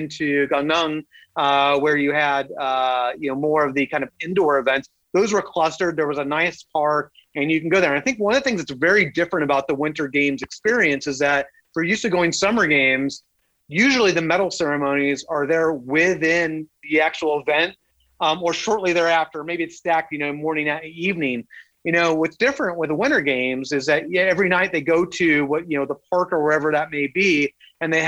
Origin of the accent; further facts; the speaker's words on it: Southern California, United States; I grew up in Southern California. I'm a Southern California kid, warm weather my entire life